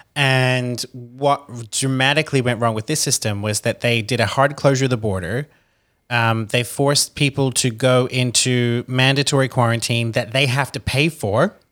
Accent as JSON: {"language": "English", "country": "Australia", "moved": "yes", "said": "as an Australian citizen"}